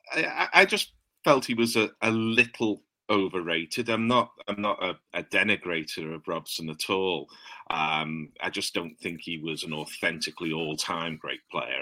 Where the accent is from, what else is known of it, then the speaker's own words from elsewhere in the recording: England, United Kingdom; two English blokes